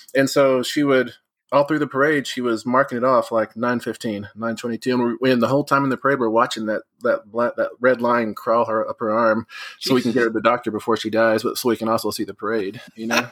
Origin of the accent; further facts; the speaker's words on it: West Texas, United States; Growing up in West Texas